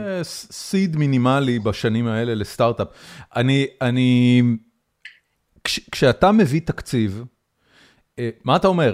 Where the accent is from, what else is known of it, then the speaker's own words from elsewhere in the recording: Haifa, Haifa District, Israel; אני גדלתי בחיפה